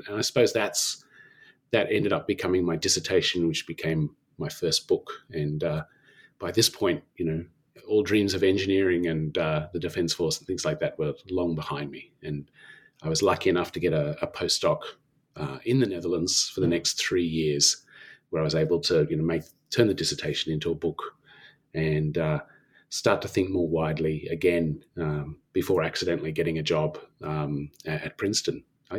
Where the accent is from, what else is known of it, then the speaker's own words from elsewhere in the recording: Canberra, Australian Capital Territory, Australia; And so I returned to Canberra, back to my hometown from Sydney